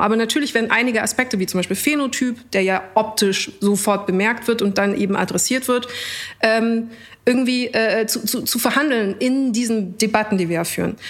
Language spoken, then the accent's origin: German; Munich, Bavaria, Germany; aus München.